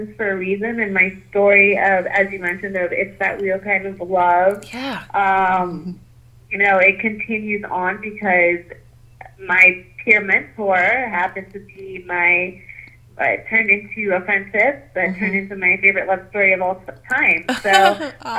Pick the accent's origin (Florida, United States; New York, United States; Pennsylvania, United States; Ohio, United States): Florida, United States; Fort Lauderdale; I am from Fort Lauderdale, Florida